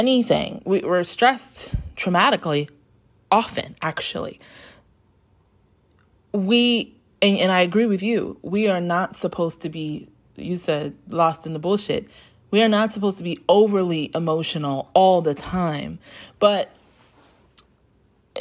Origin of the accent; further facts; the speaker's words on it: New York City, New York, United States; I grew up in New York in the 90s. And I was downtown Brooklyn.